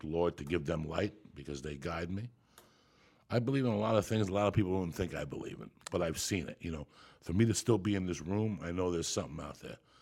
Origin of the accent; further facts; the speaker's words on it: Cuba; I'm Cuban, so I was born in Santa Ria religion